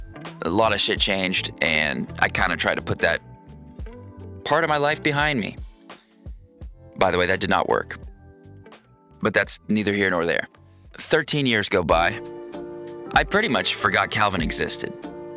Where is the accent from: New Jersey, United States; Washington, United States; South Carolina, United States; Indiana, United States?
Washington, United States; Ocean Park; But I grew up in Ocean Park, Washington. Ocean Park is a little town about 3/4 of the way down the Long Beach Peninsula.